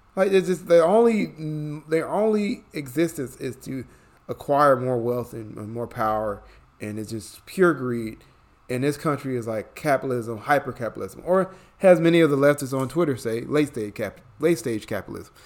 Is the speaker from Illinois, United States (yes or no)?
yes; Chicago, Illinois, United States; now in Atlanta, United States; I'm born and raised in Chicago. I live in Atlanta, Georgia nowadays.